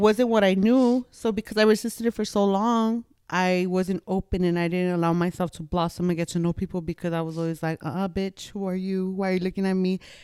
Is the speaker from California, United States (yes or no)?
yes; Los Angeles, California, United States; moved away; where I'm from, East L A. Born and raised, diehard East L